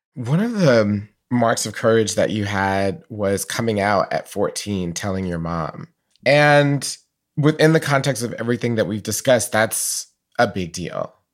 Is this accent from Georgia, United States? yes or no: yes; Atlanta, Georgia, United States; I knew Black Catholics growing up in Atlanta